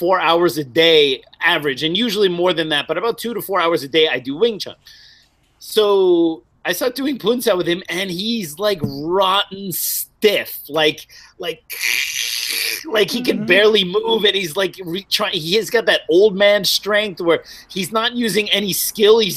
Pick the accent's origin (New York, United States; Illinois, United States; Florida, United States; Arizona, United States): New York, United States; I'm from New York